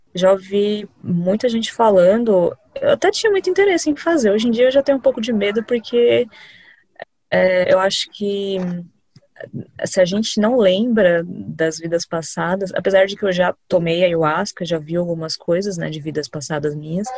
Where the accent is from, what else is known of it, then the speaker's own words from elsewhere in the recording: Diadema, São Paulo, Brazil; Sou aqui de Diadema, São Paulo